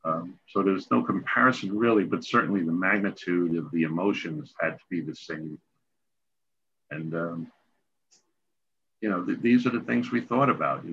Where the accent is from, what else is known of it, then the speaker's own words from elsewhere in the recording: New York, United States; but being a New Yorker, getting up every day, doing your job.